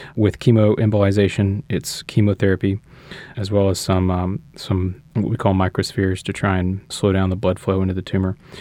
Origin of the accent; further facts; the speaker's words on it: Shreveport, Louisiana, United States; moved away as an adult; also born or lived in Houston, Texas / Los Angeles, California; now in New Orleans, United States; I'm from Louisiana, uh, grew up in North Louisiana in Shreveport.